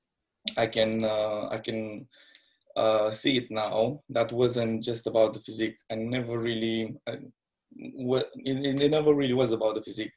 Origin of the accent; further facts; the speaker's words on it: Moldova region, Moldavia, Romania; now in London, United Kingdom; I'm from Romania, born in the side of Romania called Moldova.